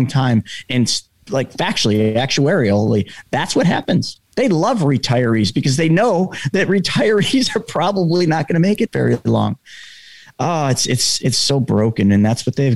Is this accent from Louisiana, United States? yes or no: no; New York, United States; I'm from New York